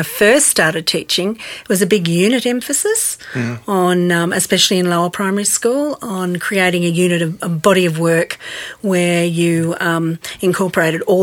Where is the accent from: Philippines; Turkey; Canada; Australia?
Australia; Queensland; moved away as an adult; now in Tasmania, Australia; being a Queenslander